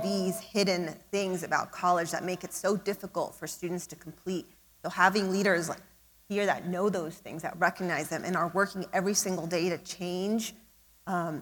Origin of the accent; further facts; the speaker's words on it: San Diego, California, United States; also born or lived in Tijuana, Mexico; I grew up in San Diego and Tijuana, crossing the border back and forth